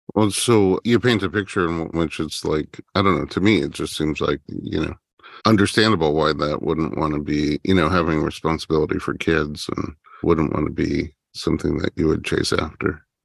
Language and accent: English; New York, United States; now in Los Angeles, United States; my wife and I, we're from New York, but like Staten Island, not the big city